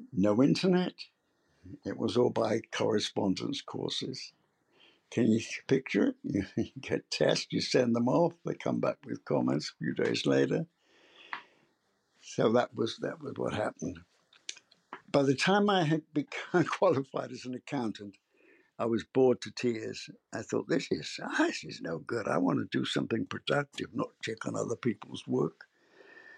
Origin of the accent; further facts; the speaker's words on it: London, United Kingdom; moved away as an adult; also born or lived in Worcester, England; now in United States; I was born in London, in the heart of London